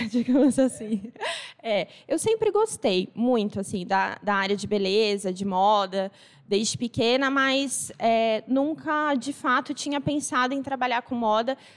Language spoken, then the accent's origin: Portuguese; Assis, São Paulo, Brazil; moved away; Eu sou de Assis, mas eu me mudei daqui já faz mais de 20 anos, né?